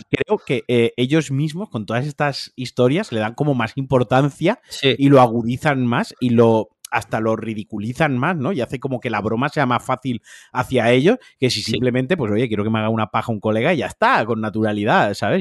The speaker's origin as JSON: {"language": "Spanish", "region": "Valencian Community", "country": "Spain", "said": "como valenciano"}